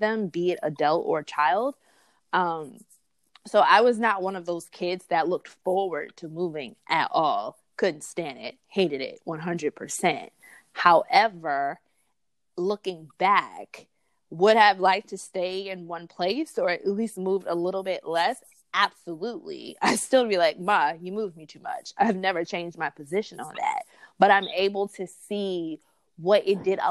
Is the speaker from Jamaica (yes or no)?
no; New York City, New York, United States; also born or lived in Memphis, Tennessee / Chicago, Illinois / Harlem, New York; So from fourth grade to graduating from high school, it was back and forth between Brooklyn and Harlem, New York.